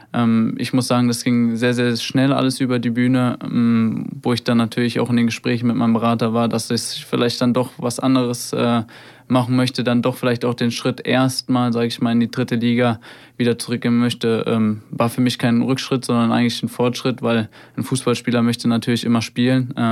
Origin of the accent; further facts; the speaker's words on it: Hofheim am Taunus, Hesse, Germany; in meinem Heimatort äh, in Hofheim. Da bin ich aufgewachsen